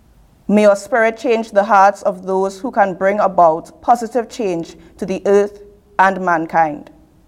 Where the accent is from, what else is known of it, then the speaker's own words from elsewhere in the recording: Trinidad & Tobago; moved away; from Trinidad and Tobago.